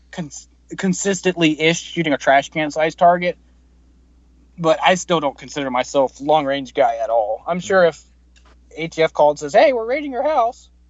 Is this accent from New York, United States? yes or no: yes; New York, United States; Um, I'm actually from New York and I work for an insurance